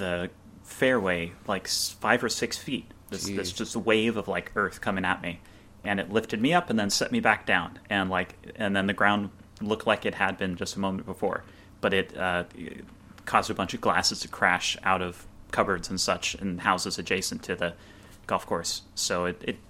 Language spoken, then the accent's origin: English; Santa Rosa, California, United States; also born or lived in Vallejo, California; I'm from Santa Rosa, and I live in Vallejo. And I've only lived away from here for 2 years out of my life